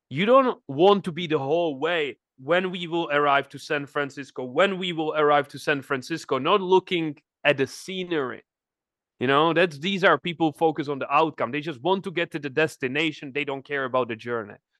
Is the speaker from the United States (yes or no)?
no; Czechia; moved away; I'm from the Czech Republic, nobody's in, in my family entrepreneur